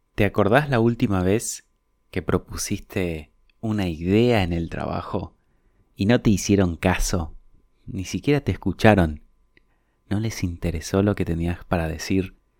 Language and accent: Spanish; Paraguay; moved away; la colonia de donde yo vengo, es una colonia alemana allá en Paraguay